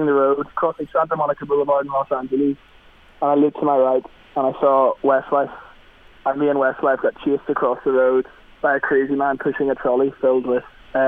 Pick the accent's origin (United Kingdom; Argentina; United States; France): United Kingdom; Magherafelt, County Derry, Northern Ireland; now in London, United Kingdom; And I live over in London. I'm from Macclesfield in County Derry up north